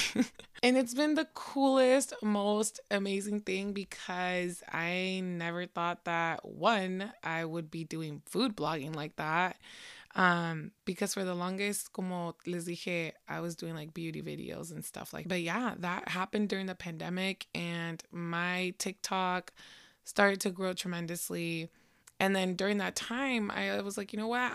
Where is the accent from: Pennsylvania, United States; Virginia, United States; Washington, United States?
Washington, United States; Seattle; your girl was born and raised in Seattle, Washington.